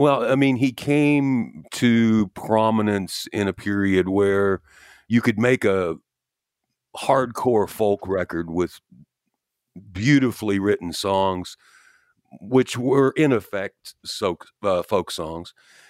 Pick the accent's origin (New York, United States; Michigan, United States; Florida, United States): New York, United States; I'm a New Yorker.